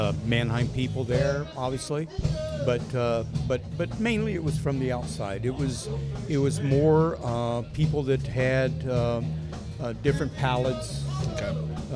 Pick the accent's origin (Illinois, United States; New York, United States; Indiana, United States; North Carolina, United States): North Carolina, United States; Appalachian Mountains; moved away; I'm from North Carolina in the Appalachian Mountains, which is normal